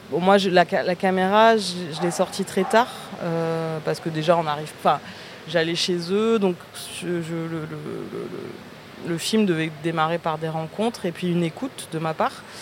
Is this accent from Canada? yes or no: no; Marseille, Provence-Alpes-Côte d'Azur, France; also born or lived in Algeria; je suis marseillaise, donc je, vis plus depuis quelques années, mais euh, je suis arrivée à Marseille quand j'avais 12 ans et je fuyais, enfin ma famille, on fuyait aussi l'Algérie